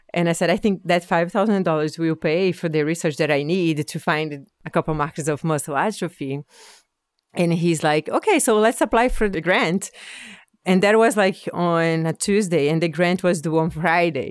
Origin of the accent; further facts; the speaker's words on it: Brazil; moved away as an adult; now in Nova Scotia, Canada; I'm originally from Brazil. Um, I came to Nova Scotia in two thousand nine to do a P H D